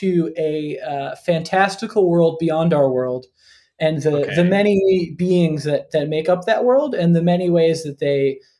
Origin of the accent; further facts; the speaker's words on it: North Florida, United States; I am genuinely from Florida